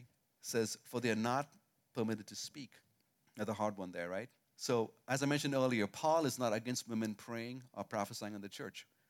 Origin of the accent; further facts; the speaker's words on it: India; moved away; I grew up in India most of my life